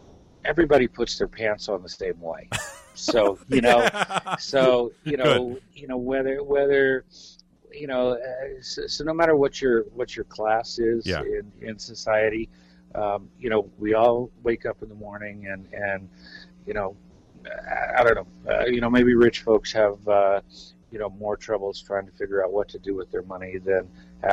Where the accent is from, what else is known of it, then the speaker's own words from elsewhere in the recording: Los Angeles, California, United States; also born or lived in New York; now in Northeast Pennsylvania, United States; I grew up in Los Angeles